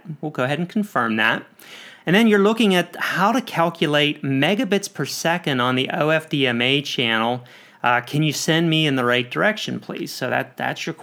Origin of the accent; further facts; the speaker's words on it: Pennsylvania, United States; now in Atlanta, United States; I'm also from Pennsylvania